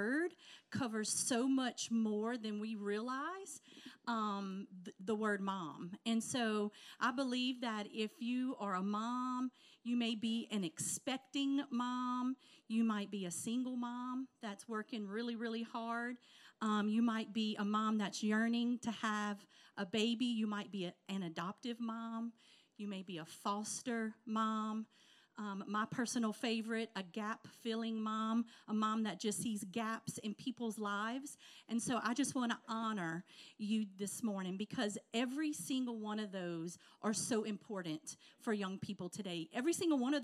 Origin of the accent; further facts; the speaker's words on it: right outside of New Orleans, South Louisiana, United States; we're from South Louisiana, right outside of New Orleans